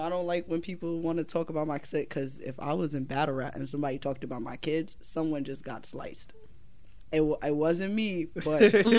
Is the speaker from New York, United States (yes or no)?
yes; New York, United States; I'm from New York